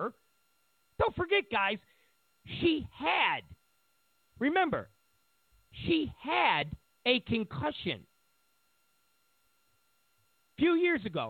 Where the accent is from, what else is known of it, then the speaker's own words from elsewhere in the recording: New York, United States; moved away; I'm from New York